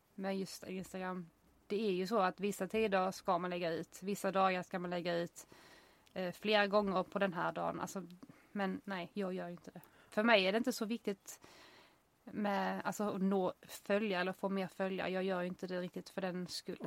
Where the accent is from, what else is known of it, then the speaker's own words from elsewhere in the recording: United States; now in Sweden; jag är amerikan